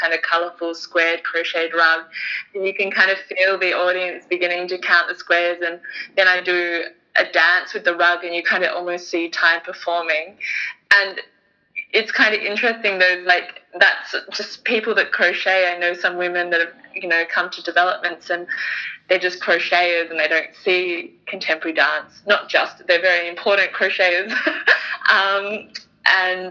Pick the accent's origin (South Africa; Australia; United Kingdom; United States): Australia; Bunbury, Western Australia; I come from Bunbury in Western Australia